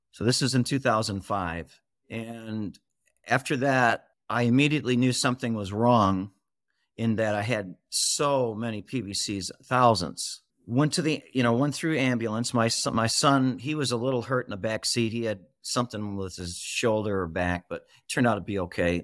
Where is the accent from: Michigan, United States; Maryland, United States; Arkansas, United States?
Michigan, United States; I'm from Michigan. I'm a Michigander. And I've been with Mich-, I've been in Michigan all my life.